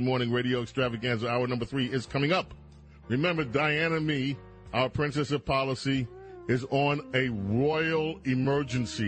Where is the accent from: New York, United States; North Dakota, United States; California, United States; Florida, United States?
New York, United States; New York City; I grew up in Queens